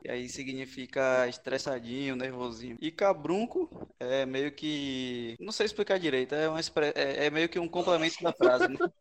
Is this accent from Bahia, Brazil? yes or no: yes; Bahia, Brazil; mais conhecido como baiano